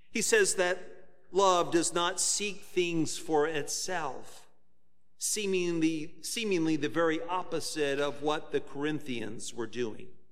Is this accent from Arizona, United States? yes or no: no; Virginia Beach, Virginia, United States; When I was a teenager growing up in Virginia Beach